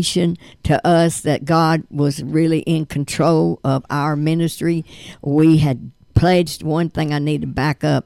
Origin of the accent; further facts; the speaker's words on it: Lavonia, Georgia, United States; I'm from Livonia, Georgia